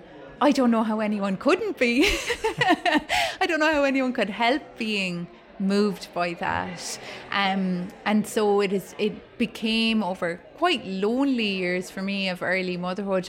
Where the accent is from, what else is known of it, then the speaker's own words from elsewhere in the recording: Ireland; as an Irish writer